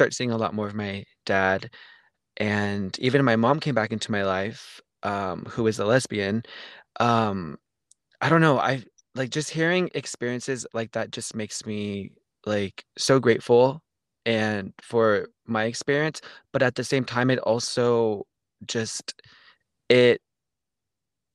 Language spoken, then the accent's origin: English; Central Valley, California, United States; I am from Central Valley, California. That is in between LA and San Francisco